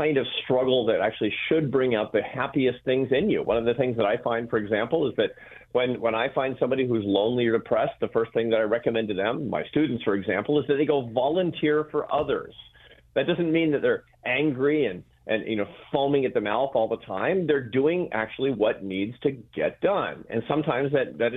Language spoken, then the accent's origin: English; Seattle, Washington, United States; I grew up in Seattle, Washington